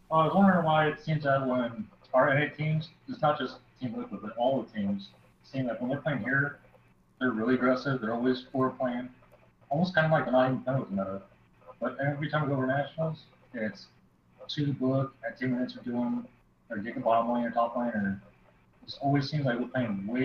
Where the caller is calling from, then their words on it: Houston, Texas, United States; Houston, Texas.